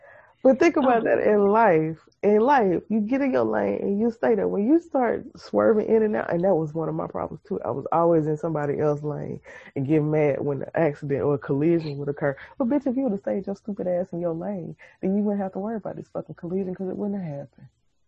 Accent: Missouri, United States; I'm from Missouri. You have to show me that you mean it.

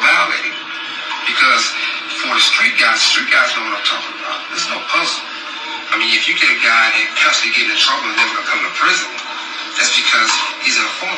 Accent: Compton, California, United States; I'm from Compton

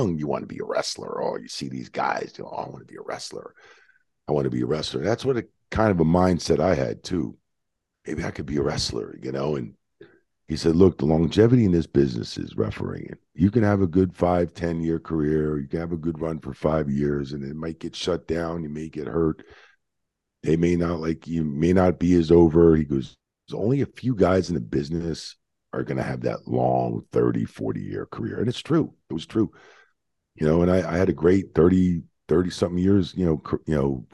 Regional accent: Cherry Hill, New Jersey, United States; also born or lived in Bayonne, New Jersey; I was born in Bayonne, and in like 74, when I was 8, we moved to South Jersey, Cherry Hill.

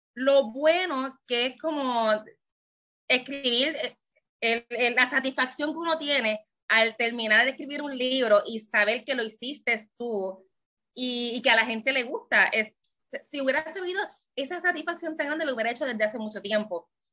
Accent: Puerto Rico; soy de Puerto Rico

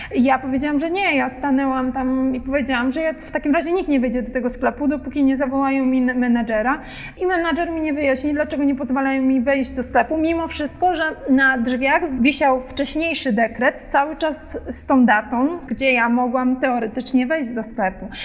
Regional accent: Poland; jestem Polką

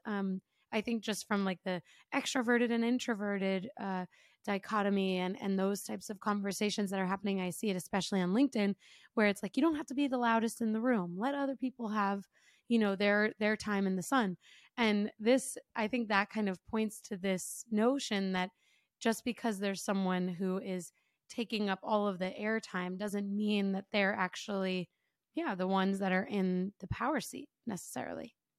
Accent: United States; me as an American

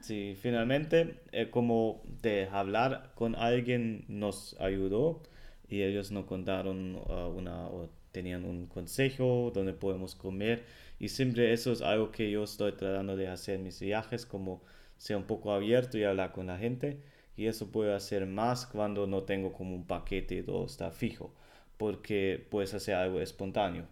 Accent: Germany; Spanish is a second language; el alemán

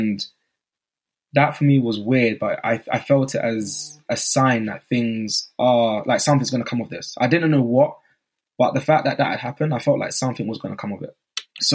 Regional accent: Newham, London, United Kingdom; I said, oh … I'm from Newham, and I just want to know what skills you have

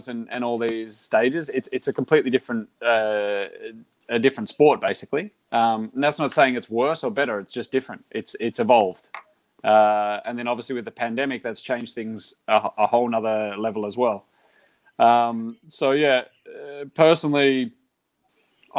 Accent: Australia; moved away as an adult; now in Girona, Spain; I'm from Australia.

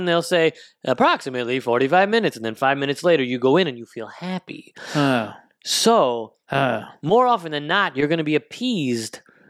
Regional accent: East Coast, United States; now in Los Angeles, United States; we're both from the East Coast. We both grew up eating all things deli.

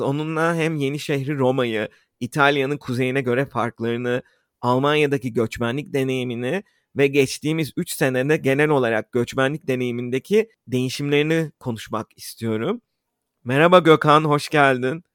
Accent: Istanbul, Turkey; İstanbul'da büyüdüğümüz için

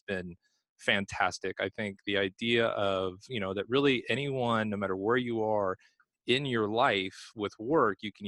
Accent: Los Angeles, California, United States; I'm from Los Angeles

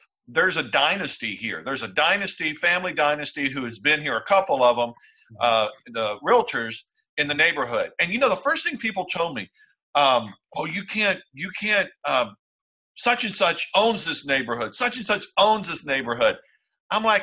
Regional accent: Texas, United States; I'm from Texas

